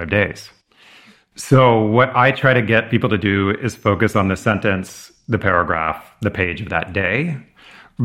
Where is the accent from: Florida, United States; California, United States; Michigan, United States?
California, United States; moved away as an adult; also born or lived in Massachusetts; where I grew up in California